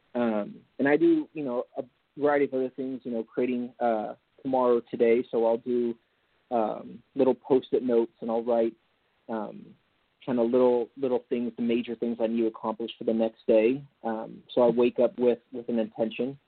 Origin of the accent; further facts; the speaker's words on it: Napa, California, United States; also born or lived in Marin County, California; I grew up in the Napa Valley